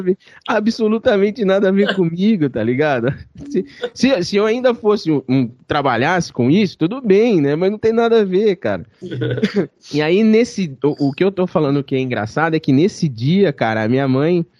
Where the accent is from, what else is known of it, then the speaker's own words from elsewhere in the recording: Barra Bonita, São Paulo, Brazil; moved away; Eu sou de Barra Bonita